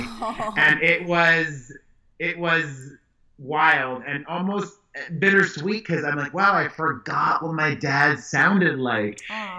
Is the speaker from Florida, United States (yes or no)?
yes; Hialeah, Florida, United States; also born or lived in Miami; Of course. I was born in Hialeah Hospital Thursday, March 23rd, 1978.